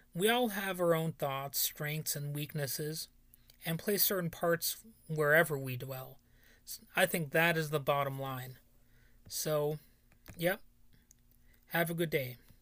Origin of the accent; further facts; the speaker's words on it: United States; even though I live sixteen miles away from there, my hometown borders on being a ghost town